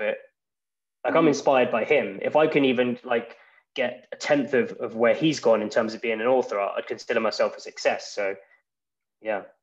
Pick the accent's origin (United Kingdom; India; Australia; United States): United Kingdom; England; moved away as an adult; now in Iceland; I'm from England originally, but I've lived in Iceland for over three years now